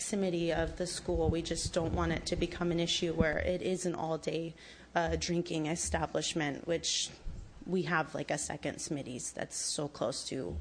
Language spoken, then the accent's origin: English; Sausalito, California, United States; I was born and raised here in Sausalito. Lived here my entire life